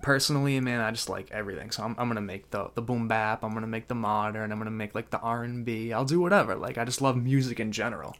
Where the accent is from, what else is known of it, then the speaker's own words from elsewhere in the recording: Danvers, Massachusetts, United States; I'm from Danvers, Massachusetts